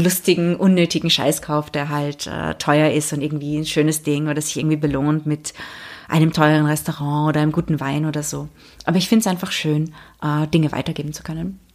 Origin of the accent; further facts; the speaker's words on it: England, United Kingdom; moved away; also born or lived in Austria / Monaco / Prague; Ich bin ja in Österreich geboren, aber in England aufgewachsen, dann nach Monaco gezogen